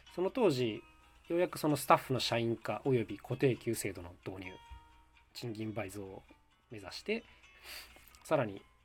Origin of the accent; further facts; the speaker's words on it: Nagakute, Aichi, Japan; 僕はですね、出身地が愛知県の長久手市というところなんです